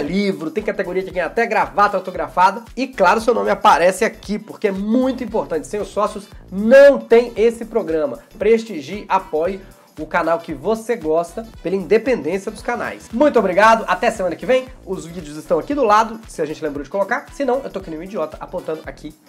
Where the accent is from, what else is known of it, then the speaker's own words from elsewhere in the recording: Minas Gerais, Brazil; Eu sou mineiro